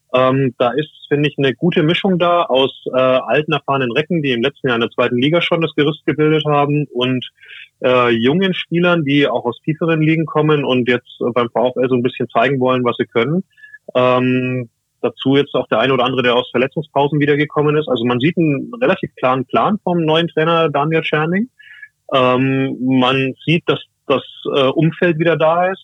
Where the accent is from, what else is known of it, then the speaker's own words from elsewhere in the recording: Franconia, Bavaria, Germany; moved away as an adult; now in Osnabrück, Germany; gebürtiger Franke, also erst später in den Norden gekommen nach dem Studium.